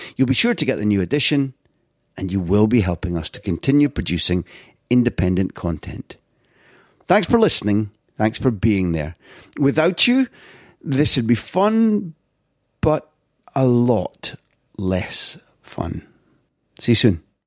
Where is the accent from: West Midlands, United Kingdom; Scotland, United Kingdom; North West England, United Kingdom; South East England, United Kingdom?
Scotland, United Kingdom; moved away as an adult; also born or lived in London / Barcelona; as a Scot